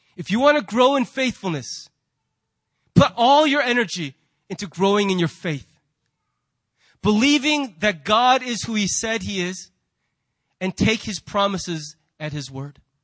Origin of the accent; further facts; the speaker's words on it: United States; we as American Christians